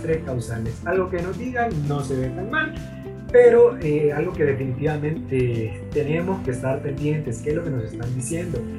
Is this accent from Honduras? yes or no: yes; Honduras; somos hondureños, conocemos las interioridades de nuestro país